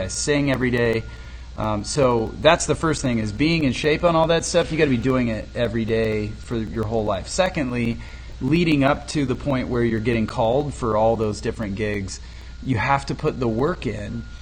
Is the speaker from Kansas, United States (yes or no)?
yes; Lindsborg, Kansas, United States; I'm from Lindsborg. Lindsborg's an incredibly rich vocal town